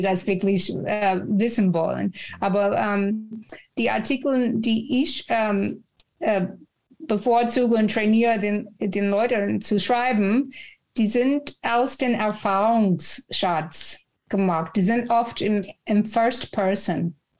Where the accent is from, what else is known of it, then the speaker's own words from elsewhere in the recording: Texas, United States; German is a second language; moved away as an adult; now in Frankfurt, Germany; Ich komme aus Texas und bin über 30 Jahre schon in Deutschland.